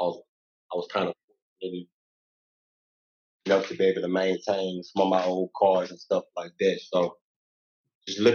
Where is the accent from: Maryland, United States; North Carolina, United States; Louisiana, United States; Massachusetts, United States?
Louisiana, United States; now in Texas, United States; I'm from Louisiana, born and raised. Now, like, I reside in Texas